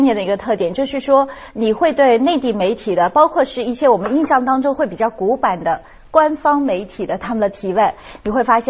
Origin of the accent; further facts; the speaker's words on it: China; 我觉得大家我们我们中国人是很喜欢人家说我们的话的，马上觉得这亲切感是增加了很多很多。